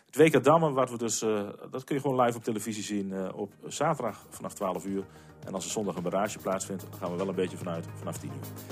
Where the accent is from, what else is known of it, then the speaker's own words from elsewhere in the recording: Nieuw-Amsterdam, Drenthe, Netherlands; in Nieuw-Amsterdam, waar ik, waar ik vandaan kom